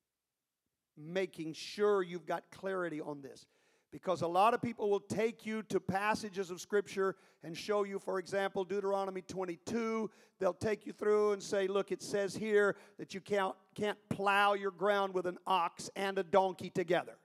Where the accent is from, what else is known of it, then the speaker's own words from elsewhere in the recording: United States; We're the United States of America. This is our nation.